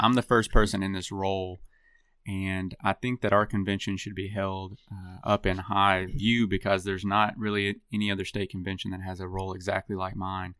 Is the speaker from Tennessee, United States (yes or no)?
yes; Dickson, Tennessee, United States; also born or lived in Lexington, Tennessee; I grew up in Middle Tennessee and Dixon, Tennessee